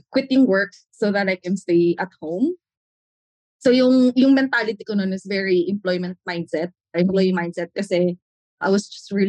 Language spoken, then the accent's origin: Tagalog; Bicol Region, Philippines; moved away as an adult; also born or lived in Albay; now in Taguig, Philippines; Bicol talaga ako.